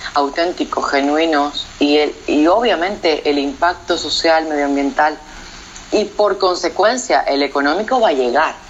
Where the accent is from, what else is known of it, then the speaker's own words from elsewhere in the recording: Nicaragua; moved away as an adult; decidí volver a Nicaragua, volver a mi terruño, volver al hogar, eh, donde crecí